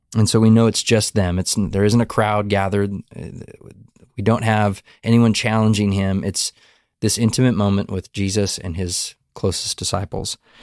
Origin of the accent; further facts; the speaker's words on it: Montana, United States; now in Texas, United States; back to Montana. Mm uh, back to my hometown where I was born and raised